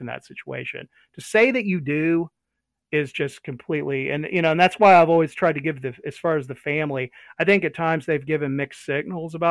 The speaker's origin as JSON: {"language": "English", "country": "United States", "said": "us as American citizens, as taxpayers"}